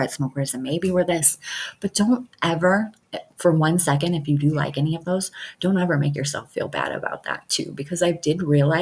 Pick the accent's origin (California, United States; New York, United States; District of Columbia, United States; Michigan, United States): Michigan, United States; now in Montana, United States; I would have never met her if I didn't move to Montana, because I'm from Michigan